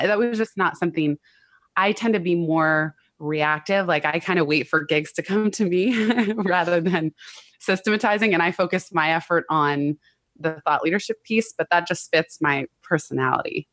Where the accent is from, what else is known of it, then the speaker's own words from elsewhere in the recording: Silicon Valley, California, United States; I grew up in Silicon Valley